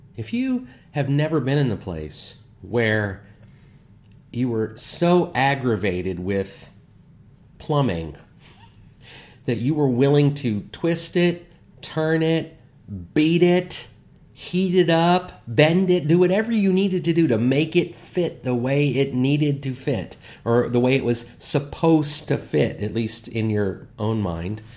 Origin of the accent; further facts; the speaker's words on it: United States; here as American citizens